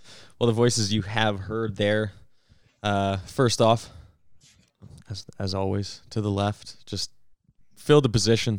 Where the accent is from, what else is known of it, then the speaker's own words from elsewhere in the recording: Alberta, Canada; we're still Canadian, we're still Albertan.